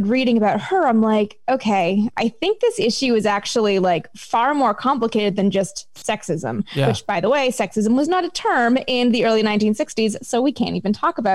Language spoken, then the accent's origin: English; Canada; I'm from Canada